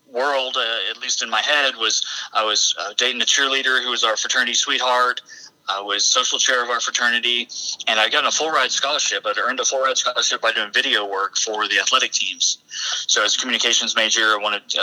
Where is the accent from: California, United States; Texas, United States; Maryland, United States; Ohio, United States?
Texas, United States; San Antonio; moved away as an adult; also born or lived in San Diego; born and raised in San Antonio, Texas.